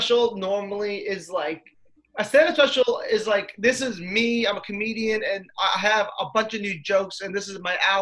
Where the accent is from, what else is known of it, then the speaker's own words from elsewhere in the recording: Stamford, Connecticut, United States; my hometown in Stamford, Connecticut